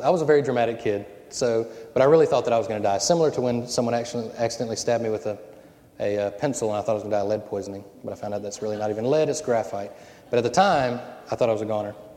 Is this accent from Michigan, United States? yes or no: no; Cajun, Louisiana, United States; I'm Cajun